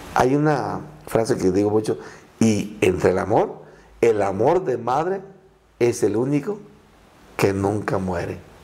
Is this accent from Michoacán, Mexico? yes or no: yes; Tierra Caliente, Michoacán, Mexico; first language Purépecha; Spanish is a second language; vengo de Tierra Caliente